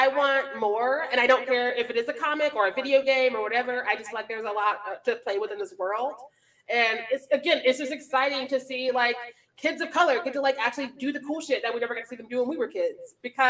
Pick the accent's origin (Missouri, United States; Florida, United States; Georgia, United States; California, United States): Missouri, United States; I grew up in Missouri.